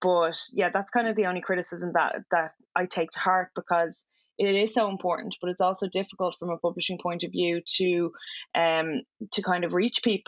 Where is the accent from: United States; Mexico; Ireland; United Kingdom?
Ireland; being white and being Irish